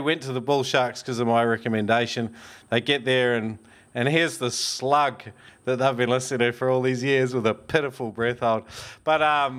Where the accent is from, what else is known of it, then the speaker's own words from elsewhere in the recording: New Zealand; I'm only from across that little ditch